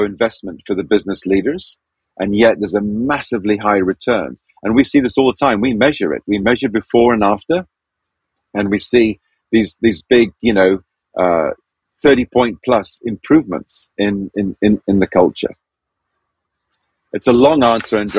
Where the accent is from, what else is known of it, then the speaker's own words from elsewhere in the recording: Zambia; I was born and raised in Zambia.